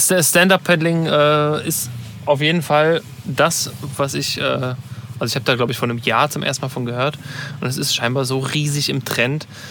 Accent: Cologne, North Rhine-Westphalia, Germany; Kölner, sage ich jetzt mal, als Deutscher

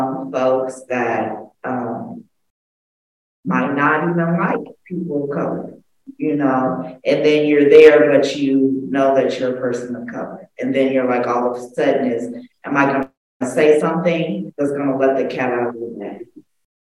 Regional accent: Los Angeles, California, United States; also born or lived in Oakland; I grew up in Los Angeles. I went to school here, elementary all the way to high school

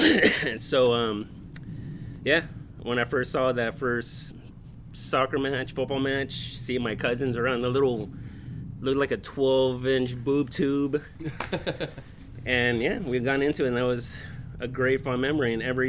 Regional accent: National City, California, United States; also born or lived in Norwalk; I was born in San Diego, National City.

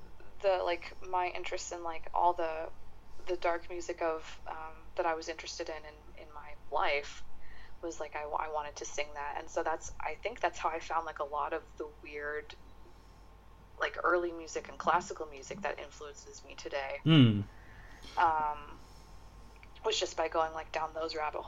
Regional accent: San Diego, California, United States; I grew up in San Diego, California

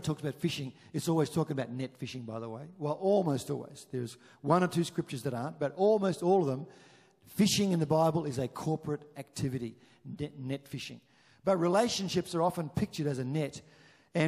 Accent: Chinchilla, Queensland, Australia; moved away; we grew up in Chinchilla

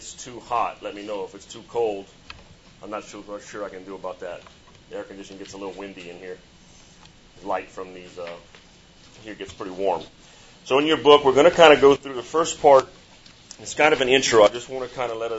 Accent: Chauvin, Louisiana, United States; moved away; I'm from Chauvin, Louisiana

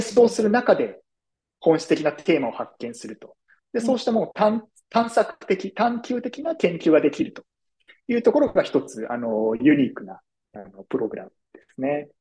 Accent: Tokyo, Japan; moved away as an adult; now in New York, United States; 生まれも育ちも東京でして、東京の大学を卒業して、普通に東京でですね、そのままあの社会人経験を経て、その後ですね、えー、2018年からニューヨークに渡ってきておりまして

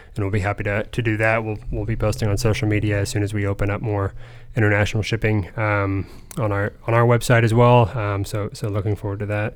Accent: Lima, Ohio, United States; also born or lived in Fort Wayne, Indiana; I'm, I'm, Ohio raised. I'm Northwest Ohio um, from Lima

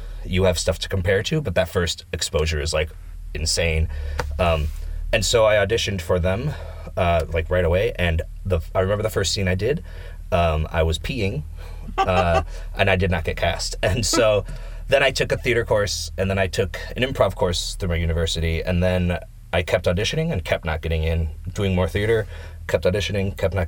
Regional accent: Michigan, United States; moved away as an adult; now in Finland; I'm from Michigan, which is in the Midwest

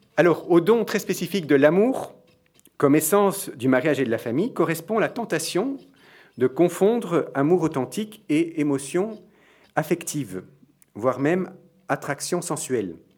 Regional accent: Belgium; je suis belge

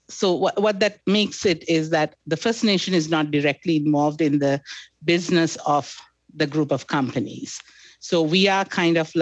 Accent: Sri Lanka; moved away as an adult; also born or lived in Middle East / Calgary / Fort McMurray; now in Canada; I was born in Sri Lanka, educated in Sri Lanka, then subsequently moved to the Middle East

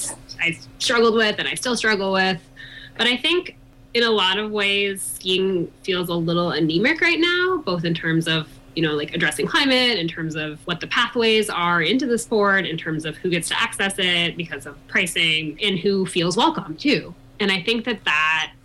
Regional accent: East Coast, United States; moved away as an adult; now in Colorado, United States; I'm from the East Coast originally. I moved to Colorado to the Vail Valley when I was 21

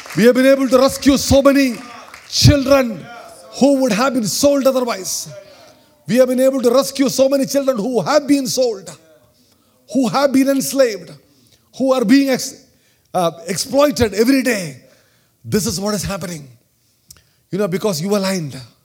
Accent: India; accent: Indian; my Indian accent

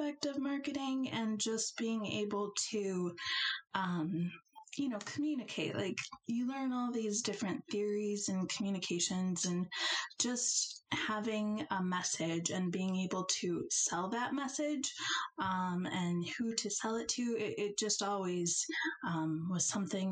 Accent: Elkhart, Indiana, United States; moved away as an adult; now in Chicago, United States; I am from Elkhart, Indiana, smallish town, I guess, near Notre Dame

